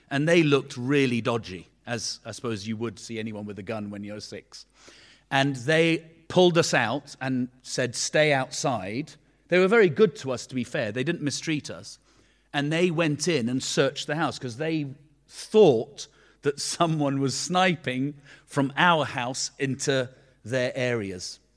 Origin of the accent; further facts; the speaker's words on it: Beirut, Beirut Governorate, Lebanon; born there; And I was born in Beirut, in Lebanon.